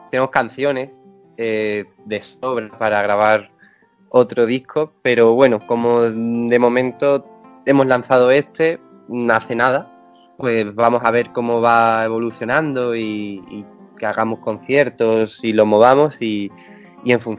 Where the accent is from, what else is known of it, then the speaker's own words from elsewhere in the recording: Extremadura, Spain; now in Madrid, Spain; No, no, no, yo soy de Extremadura.